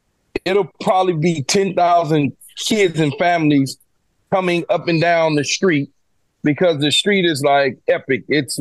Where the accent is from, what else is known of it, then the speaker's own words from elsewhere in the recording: Los Angeles, California, United States; I grew up in South Central Los Angeles, all right? The poorest of the poorest.